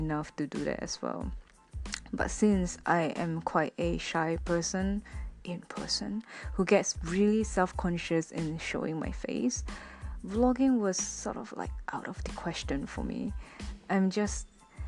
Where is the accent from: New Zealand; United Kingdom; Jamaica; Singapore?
Singapore; moved away as an adult; now in Japan; I'm from Singapore, a Singaporean Chinese